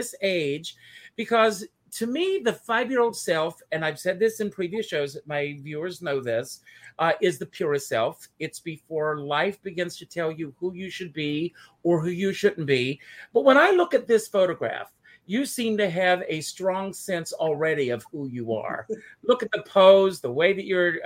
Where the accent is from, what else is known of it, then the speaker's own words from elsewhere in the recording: South Carolina, United States; now in New York, United States; I grew up in South Carolina